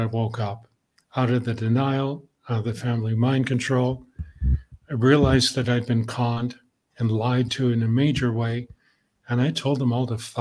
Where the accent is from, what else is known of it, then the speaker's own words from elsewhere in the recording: Canada; I'm Canadian